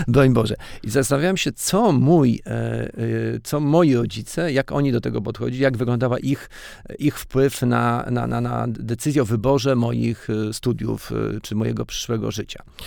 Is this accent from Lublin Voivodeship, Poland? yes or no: yes; Janów Podlaski, Lublin Voivodeship, Poland; ja się urodziłem w Janowie Podlaskim